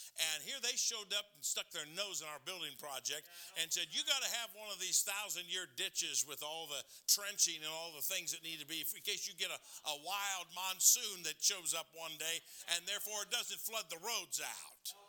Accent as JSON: {"language": "English", "region": "Michigan", "country": "United States", "tie": "born or raised there", "said": "I grew up in Michigan"}